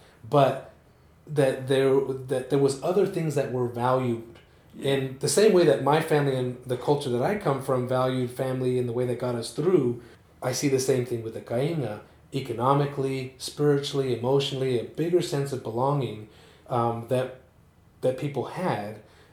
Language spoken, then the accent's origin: English; Salt Lake City, Utah, United States; where I grew up in Rose Park